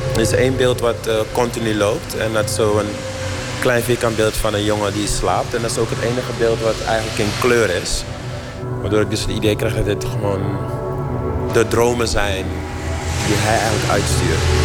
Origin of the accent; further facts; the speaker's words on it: Suriname; moved away; Ik ben in Suriname geboren